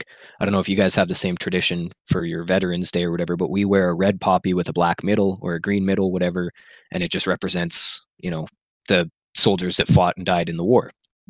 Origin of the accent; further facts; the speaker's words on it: Canada; growing up in Canada, you know who Don Cherry is.